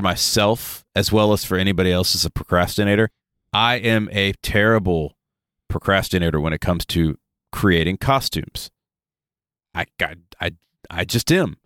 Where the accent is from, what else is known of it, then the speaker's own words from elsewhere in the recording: the South, United States; we're from the South. It is hot and muggy in the South pretty much until wintertime